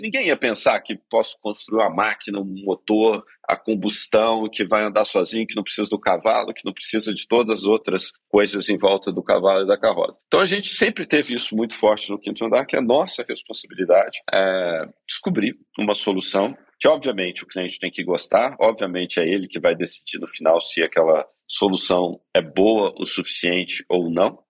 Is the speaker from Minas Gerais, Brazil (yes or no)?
yes; Belo Horizonte, Minas Gerais, Brazil; moved away as an adult; now in São Paulo, Brazil; cresci em Belo Horizonte. Nos últimos 15 anos aí moro em São Paulo.